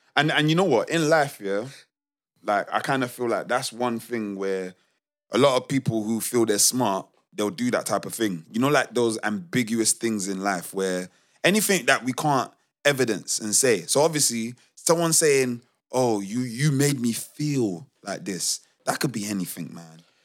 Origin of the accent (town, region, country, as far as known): London, United Kingdom; accent: Multicultural London English